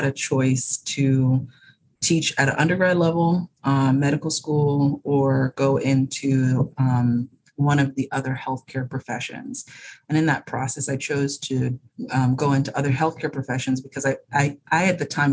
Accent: Bahamas; moved away as an adult; now in United States; I was born and raised in the Bahamas

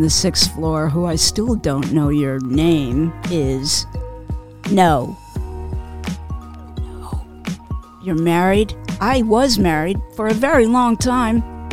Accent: New York City, New York, United States; I'm from Queens originally

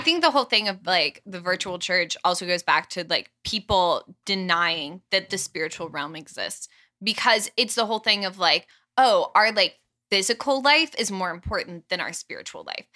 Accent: Atlanta, Georgia, United States; moved away as an adult; now in Steubenville, United States; I'm from Atlanta.

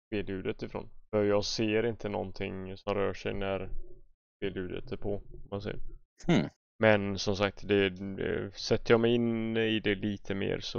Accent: Bålsta, Uppsala County, Sweden; Jag kommer från Bålsta.

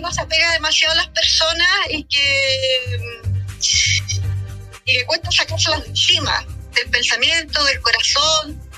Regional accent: Chile; Y yo soy chilena y latinoamericana y por lo tanto dije no.

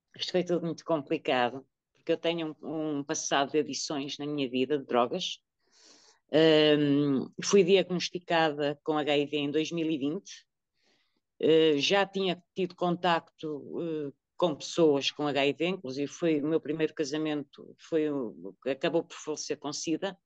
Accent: Porto, Norte, Portugal; now in Coimbra, Portugal; sou natural do Porto, mas vivo em Coimbra, na zona de Coimbra

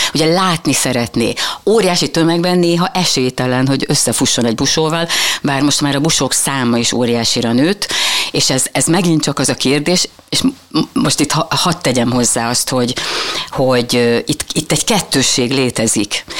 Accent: Mohács, Baranya, Hungary; Igen, mohácsi születésű vagyok.

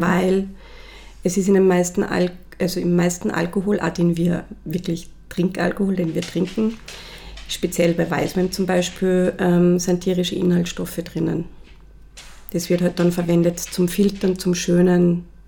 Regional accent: Salzburg, Austria; moved away as an adult; also born or lived in Los Angeles / Vienna; ich bin ähm, in Salzburg aufgewachsen

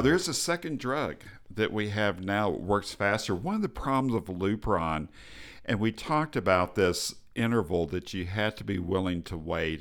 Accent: Texas, United States; I'm from Texas

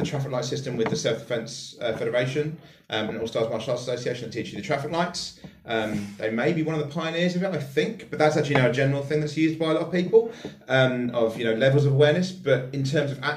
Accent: West Sussex, South East England, United Kingdom; I'm from West Sussex. I have an incredibly privileged background. I'm from middle class area. You know, I was born and raised in Nicholas Soames's constituency

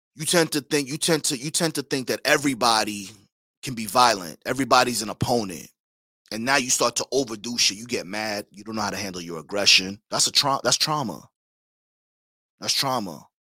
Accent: West Babylon, New York, United States; also born or lived in Caribbean; I'm from Long Island, Suffolk County, West Babylon to be exact

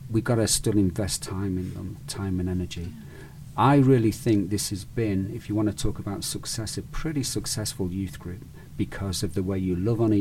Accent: United Kingdom; also born or lived in Spain; now in United States; I'm British, right? Or I'm Spanish, Mediterranean

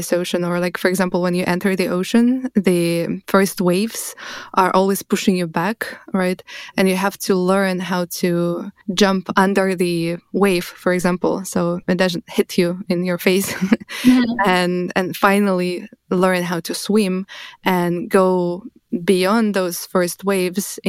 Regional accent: Russia; moved away; I'm coming from Russia. I immigrated many years ago

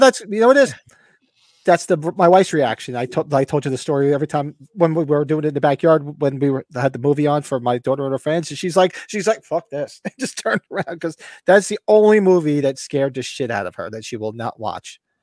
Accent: United States; I grew up near New York City. I work in there a lot.

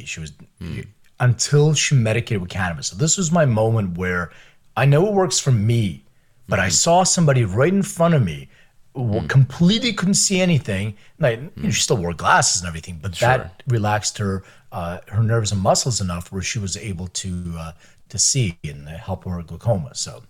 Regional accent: Philadelphia, Pennsylvania, United States; also born or lived in Lithuania; Well, so I was born in Lithuania, and my parents immigrated when I was like 6 years old. I lived in Philadelphia most of my life

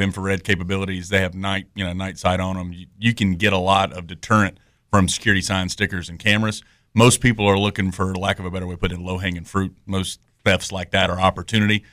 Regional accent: Greenville, North Carolina, United States; moved away as an adult; now in Youngsville, United States; I'm from the Greenville, North Carolina area, so I'm an Eastern North Carolina guy myself.

